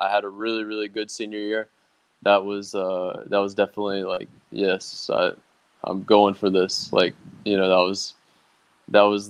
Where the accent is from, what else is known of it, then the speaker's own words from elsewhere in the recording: United States; moved away as an adult; as an American kid, I grew up playing every single sport